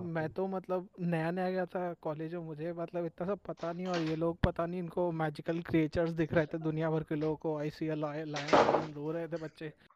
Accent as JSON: {"language": "Hindi", "region": "near the Chambal valley", "country": "India", "said": "मेरा गांव है ना बेसिकली वो उधर पे जो चंबल अम्बल का पूरा घाटी है हम्म, हम्म। उसके पास का है"}